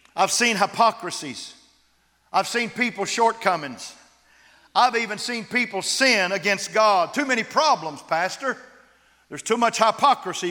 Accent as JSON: {"language": "English", "region": "West Texas", "country": "United States", "said": "I'm from West Texas."}